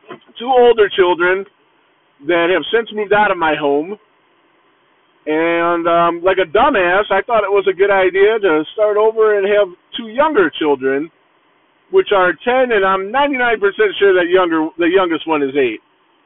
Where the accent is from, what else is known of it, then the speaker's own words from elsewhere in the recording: Cleveland, Ohio, United States; also born or lived in Florida; Born and raised in Cleveland, Ohio. Been here all my life besides a little, maybe a year stint. I moved to Florida and had to run the fuck back because that sucked. So born and raised in Cleveland